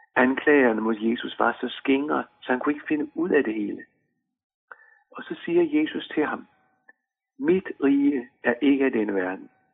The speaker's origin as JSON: {"language": "Danish", "country": "Denmark", "said": "vores pas bekræftede, at vi er danskere. Vi hører til i Danmark"}